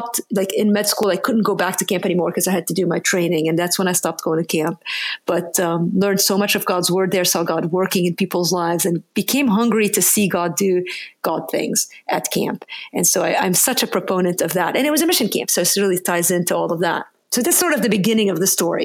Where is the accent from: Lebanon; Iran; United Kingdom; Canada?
Lebanon; now in United States; I'm from another country. That's a bit of an unusual name. And so I grew up in Lebanon.